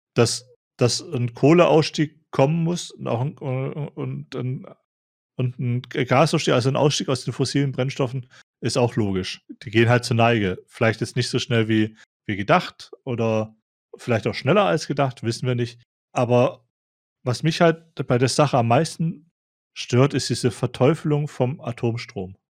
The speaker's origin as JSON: {"language": "German", "region": "a Swabian village", "country": "Germany", "tie": "born or raised there", "moved": "yes", "said": "bei mir im, im schwäbischen Dorf"}